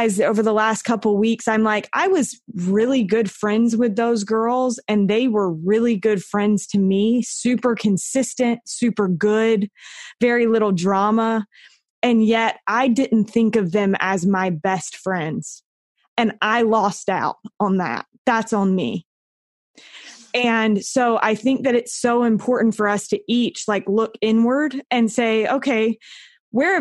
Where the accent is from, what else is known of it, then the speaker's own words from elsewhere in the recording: North Carolina, United States; moved away as an adult; now in Utah, United States; I grew up in North Carolina and I've lived in Utah for the last 10-ish years